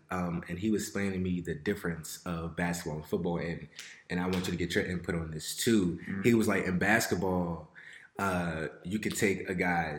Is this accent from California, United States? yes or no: no; Fort Washington, Maryland, United States; I grew up in Fort Washington.